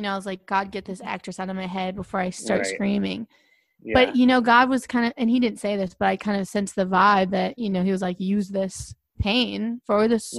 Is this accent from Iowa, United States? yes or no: no; Manhattan, New York, United States; Well, I grew up in Manhattan.